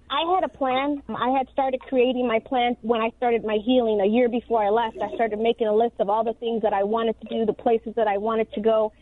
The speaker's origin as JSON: {"language": "English", "town": "Chicago", "region": "Illinois", "country": "United States", "tie": "born or raised there", "said": "I grew up in South Chicago"}